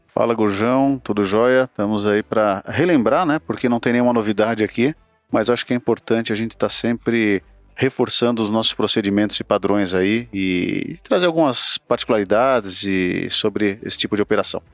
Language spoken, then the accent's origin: Portuguese; Sorocaba, São Paulo, Brazil; Sorocaba, Gujão, lá na minha terra